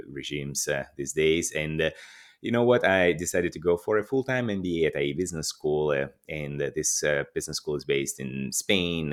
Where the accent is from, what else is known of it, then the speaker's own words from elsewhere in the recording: Russia; moved away as an adult; also born or lived in Moscow / Madrid; I'm, I'm Russian. I was born and, and grew up in Russia